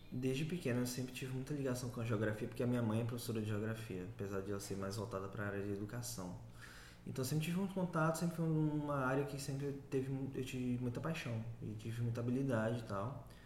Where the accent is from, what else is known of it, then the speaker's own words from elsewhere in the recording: Bahia, Brazil; also born or lived in São Paulo; eu nasci em São Paulo, mas cresci no interior da Bahia, de, né, da, do início da, dos meus dois anos até basicamente o fim da minha adolescência.